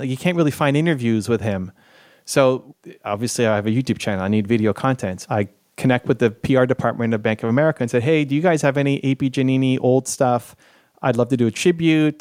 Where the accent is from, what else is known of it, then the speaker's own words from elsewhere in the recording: Canada; I'm Canadian